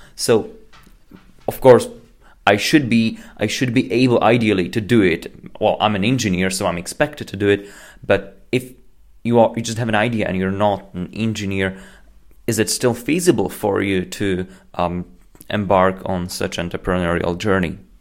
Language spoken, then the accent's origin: English; Slovakia; I'm from Slovakia